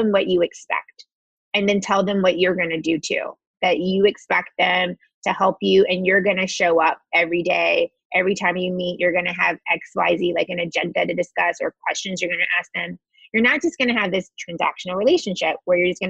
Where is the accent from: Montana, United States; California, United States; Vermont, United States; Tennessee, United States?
Tennessee, United States; Chattanooga; I grew up in Chattanooga, Tennessee